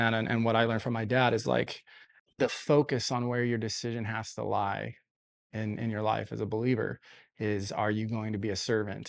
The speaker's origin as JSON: {"language": "English", "town": "Denver", "region": "Colorado", "country": "United States", "tie": "born or raised there", "moved": "as an adult", "lives_now": "Visalia, United States", "said": "I was actually born in Visalia, lived here until I was about five years old, uh, then moved to Denver with my family, so I'm, I consider myself a Coloradan"}